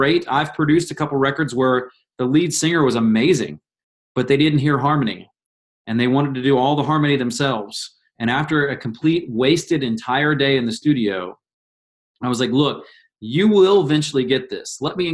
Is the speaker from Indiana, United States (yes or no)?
yes; Indiana, United States; growing up in Indiana